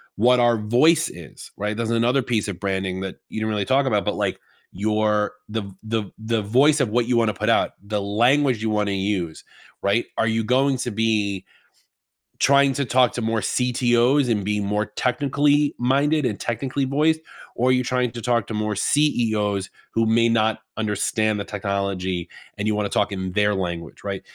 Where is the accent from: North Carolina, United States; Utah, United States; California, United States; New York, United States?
New York, United States; I'm from New York